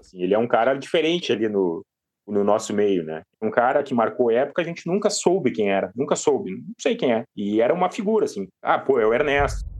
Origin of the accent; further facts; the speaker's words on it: Porto Alegre, Rio Grande do Sul, Brazil; moved away as an adult; now in Criciúma, Brazil; Eu sou de Porto Alegre, mas eu moro em Criciúma há sete anos